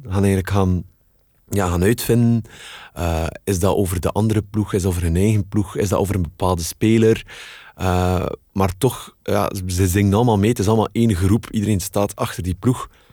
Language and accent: Dutch; Kortrijk, Flanders, Belgium; ik ben van Kortrijk